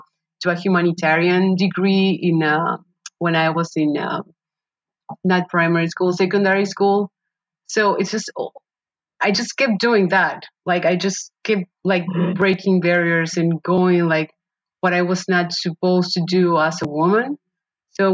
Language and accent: English; Paraguay; moved away; I was born and raised in Paraguay, South America.